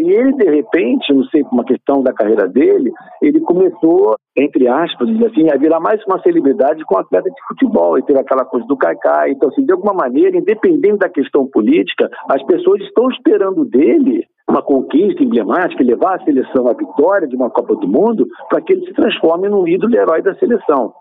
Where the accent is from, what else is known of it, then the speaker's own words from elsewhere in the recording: Brazil; todos nós somos brasileiros